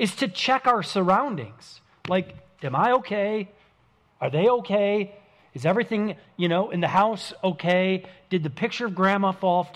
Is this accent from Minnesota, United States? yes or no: yes; St. Paul, Minnesota, United States; I grew up in the Midwestern city of St. Paul, Minnesota.